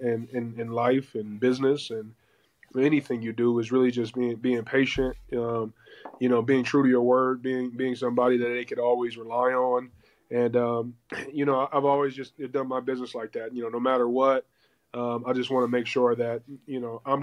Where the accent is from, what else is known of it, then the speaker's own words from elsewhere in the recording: Ohio, United States; moved away as an adult; also born or lived in Seattle / Detroit; I'm from Ohio